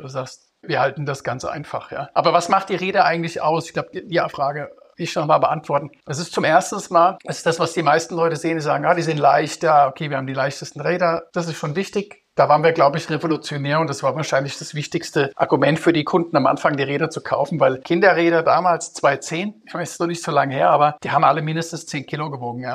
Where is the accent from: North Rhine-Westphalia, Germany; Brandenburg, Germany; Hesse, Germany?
Hesse, Germany; Rüsselsheim; moved away as an adult; also born or lived in United States / Zurich; now in Vienna, Austria; Ich bin aus Rüsselsheim, aus Deutschland. Da bin ich geboren, hab dort, bin dort aufgewachsen